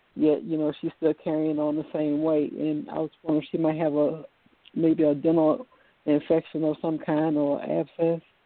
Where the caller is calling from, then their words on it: Virginia, United States; I'm calling from Virginia.